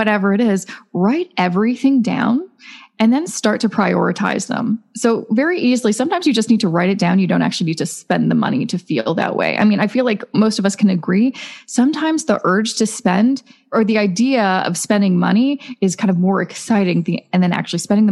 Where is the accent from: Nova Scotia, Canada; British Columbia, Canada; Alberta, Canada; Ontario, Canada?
British Columbia, Canada; Vancouver; moved away as an adult; now in Toronto, Canada; I'm originally from Vancouver, now I live in Toronto, two of the most expensive cities in Canada.